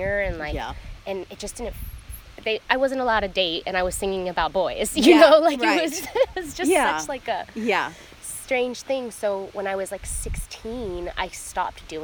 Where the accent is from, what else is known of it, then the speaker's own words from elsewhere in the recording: Tampa, Florida, United States; moved away as an adult; also born or lived in Los Angeles; I grew up in Tampa, Florida.